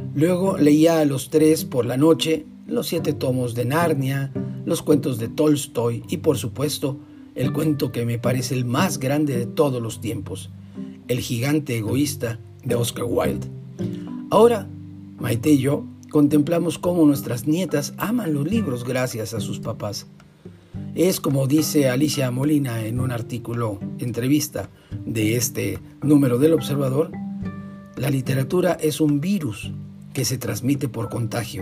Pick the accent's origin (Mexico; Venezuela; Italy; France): Mexico; Tampico, Tamaulipas; en Tampico, donde yo nací